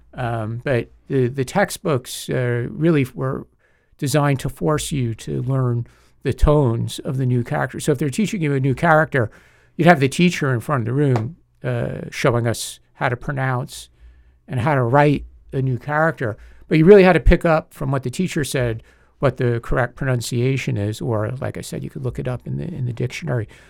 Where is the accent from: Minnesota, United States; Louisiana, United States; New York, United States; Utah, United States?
New York, United States; Long Island; moved away as an adult; also born or lived in Singapore / Hong Kong; now in Taiwan; I'm actually from the New York City suburbs, a place called Long Island